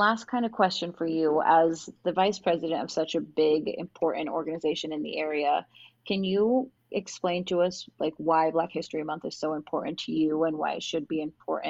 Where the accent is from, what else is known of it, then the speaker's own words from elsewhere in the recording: Spokane, Washington, United States; You know, I was the only black person in my family growing up in Spokane.